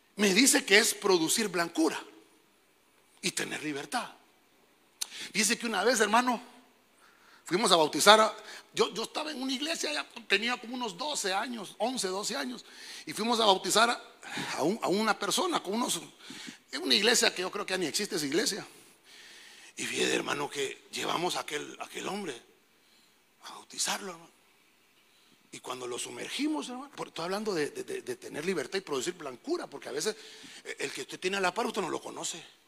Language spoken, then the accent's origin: Spanish; Honduras; Dios nos dio el privilegio de nacer en esta bendita tierra